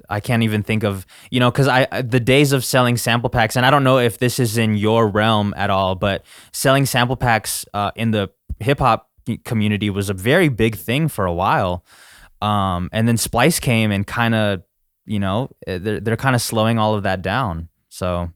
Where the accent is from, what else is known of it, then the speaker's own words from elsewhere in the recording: United States; as an American, we only learn English